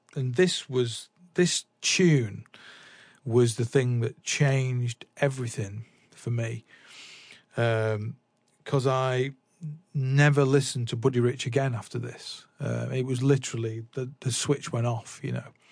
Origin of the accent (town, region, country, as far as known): Salford, North West England, United Kingdom; born or raised there; also born or lived in Manchester / London